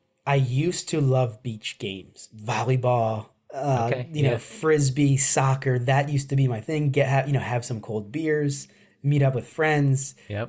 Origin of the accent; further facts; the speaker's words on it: New Jersey, United States; I grew up in New Jersey